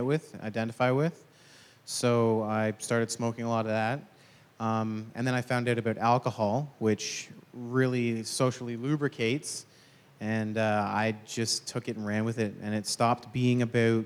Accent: Brampton, Ontario, Canada; I'm originally from Brampton, Ontario

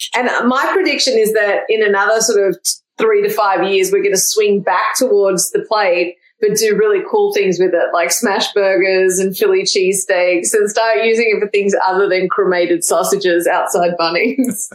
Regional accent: Melbourne, Victoria, Australia; moved away as an adult; now in Austin, United States; I'm from Melbourne originally

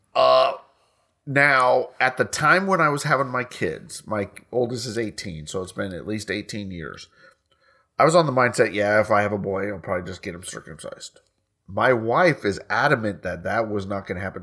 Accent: United States; we're American

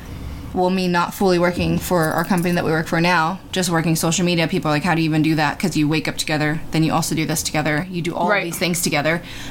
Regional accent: Rancho Cucamonga, California, United States; moved away as an adult

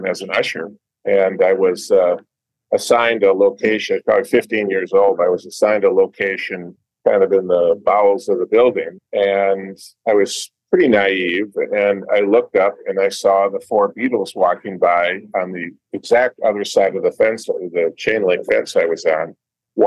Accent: St. Louis Park, Minnesota, United States; I was raised in St. Louis Park

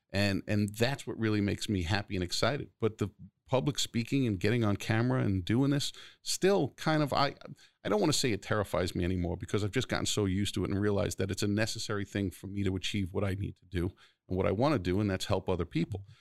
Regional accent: New York City, New York, United States; also born or lived in Garden City, New York / Brooklyn (family); Floral Park, which is where I grew up till I was ten. And then I moved over the Nassau County line to Garden City

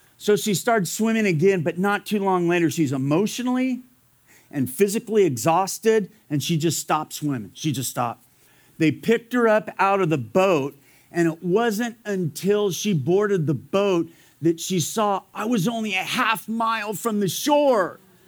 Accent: Fullerton, California, United States; I grew up in Fullerton, California. It's about 15 minutes away from Anaheim.

